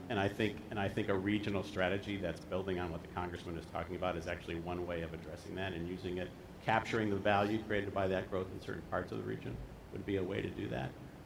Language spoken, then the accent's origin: English; Detroit, Michigan, United States; even Detroit, in my hometown, which is my hometown